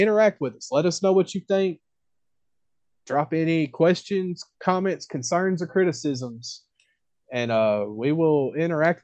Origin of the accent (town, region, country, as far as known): United States